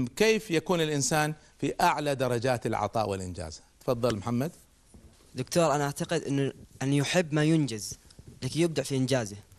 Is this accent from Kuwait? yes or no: yes; Kuwait; عندنا في الكويت